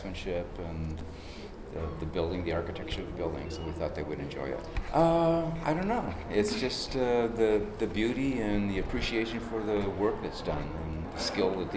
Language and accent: English; Rockford, Illinois, United States; moved away as an adult; also born or lived in Chicago, Illinois; now in Oak Park, United States; I grew up in Rockford, Illinois, and moved to several different places for employment purposes